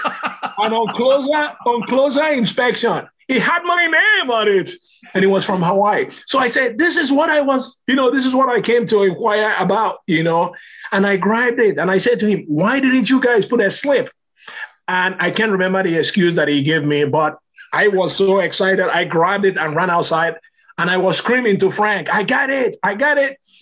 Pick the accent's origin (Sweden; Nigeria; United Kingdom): Nigeria; moved away